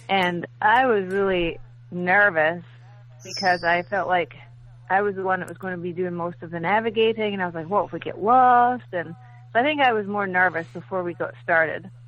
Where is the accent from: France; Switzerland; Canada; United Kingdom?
United Kingdom; Scotland; now in Lexington, United States; Um, I live in Lexington. I'm from Scotland originally